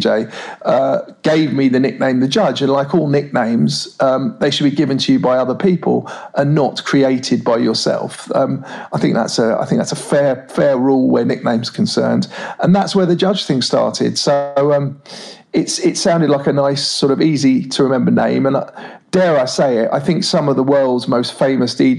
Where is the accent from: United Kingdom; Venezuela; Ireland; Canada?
United Kingdom; London; I've probably only ever lived within about a 2 mile radius of where I was born and raised in North London